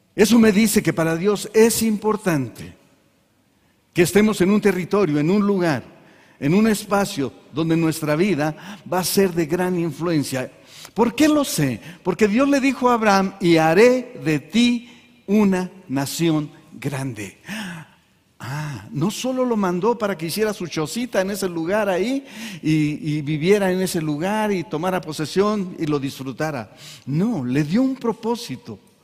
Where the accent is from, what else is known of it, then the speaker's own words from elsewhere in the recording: Mexico; Aquí nacimos.